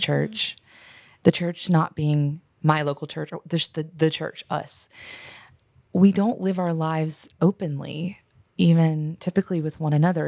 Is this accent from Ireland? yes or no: no; United States; as an American